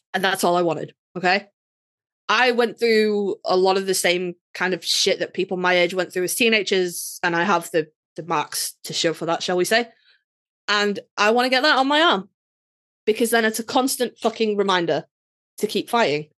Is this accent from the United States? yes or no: no; United Kingdom